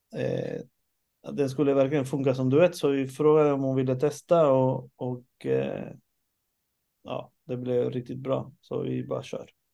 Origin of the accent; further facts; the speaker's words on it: Sweden; jag föddes i Sverige